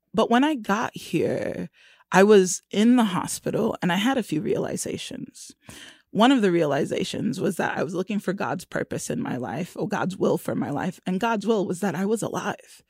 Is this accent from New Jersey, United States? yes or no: no; Florida, United States; moved away as an adult; also born or lived in Brooklyn, New York; now in Kansas City, United States; I was born in Brooklyn, and I was raised in Florida for sixteen years and left Brooklyn. I was nine